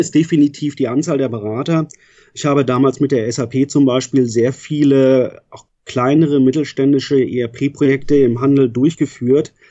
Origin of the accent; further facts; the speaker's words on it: Northern Germany, Germany; moved away as an adult; also born or lived in Frankfurt / Münster; Ich bin in Norddeutschland groß geworden